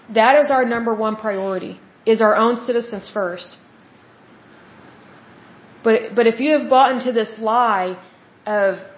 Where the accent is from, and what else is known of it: United States